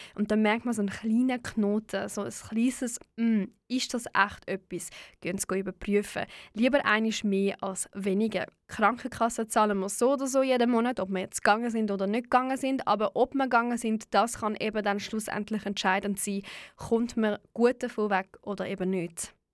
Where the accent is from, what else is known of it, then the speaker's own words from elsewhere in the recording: Switzerland; bei uns in der Schweiz